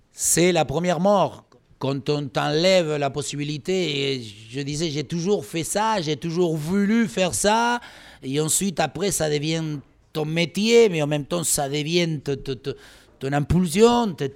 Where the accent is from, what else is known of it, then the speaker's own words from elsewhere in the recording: Pampas, Argentina; French is a second language; moved away as an adult; now in France; moi, je venais de la Pampa, encore une fois, les chevaux, les vaches et les moutons, la tour Eiffel.